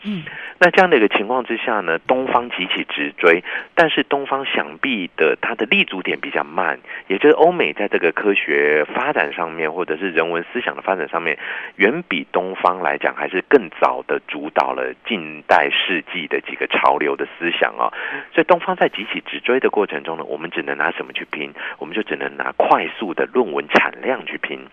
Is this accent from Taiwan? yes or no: yes; Taiwan; also born or lived in Japan; 这个台湾来的嘛